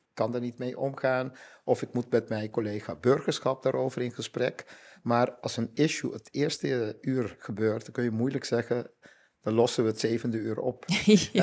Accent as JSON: {"language": "Dutch", "country": "Curaçao", "moved": "yes", "lives_now": "Netherlands", "said": "ik uit Curaçao kom"}